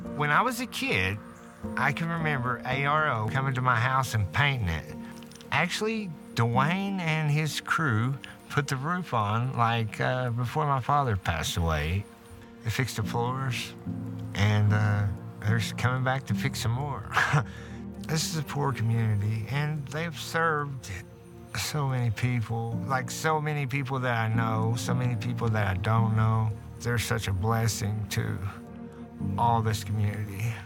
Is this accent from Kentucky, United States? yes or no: yes; Martin County, Kentucky, United States; I grew up in Martin County here